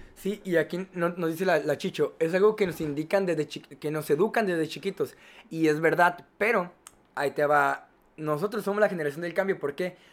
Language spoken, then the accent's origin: Spanish; Mexico; nosotros como mexicanos